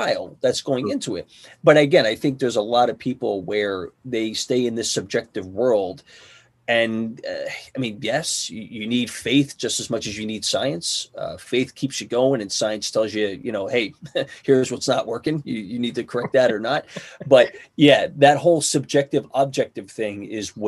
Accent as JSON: {"language": "English", "town": "Philadelphia", "region": "Pennsylvania", "country": "United States", "said": "I'm from Philly. And what do I know about coming from Philly?"}